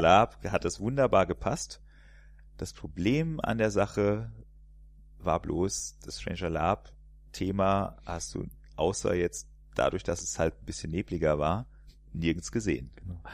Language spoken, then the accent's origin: German; area around Poppenhausen, Hesse, Germany; now in Cologne, Germany; da komme ich quasi gebürtig her, in der, aus der Ecke. Was man an dem R auch noch hört